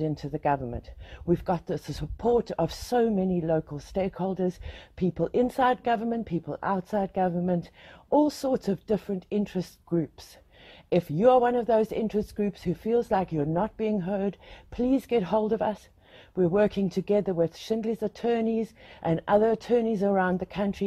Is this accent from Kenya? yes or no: no; South Africa; as South Africans and as South African cannabis users, traders and cultivators